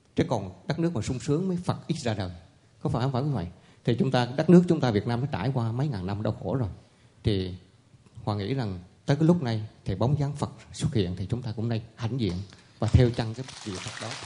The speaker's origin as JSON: {"language": "Vietnamese", "country": "Vietnam", "moved": "yes", "lives_now": "Montreal, Canada"}